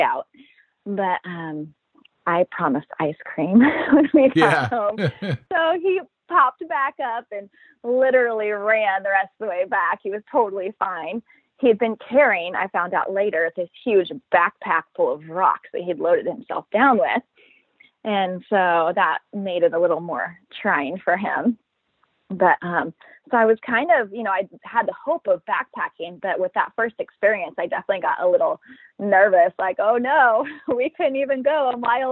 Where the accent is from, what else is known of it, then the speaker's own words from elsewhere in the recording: Midwest, United States; now in Sacramento, United States; I'm from the Midwest, but I live in Sacramento, California